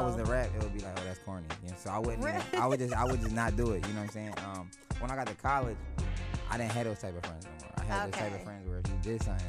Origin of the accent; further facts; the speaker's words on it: Philadelphia, Pennsylvania, United States; moved away as an adult; also born or lived in Washington, D.C.; now in Los Angeles, United States; I'm from Philadelphia originally.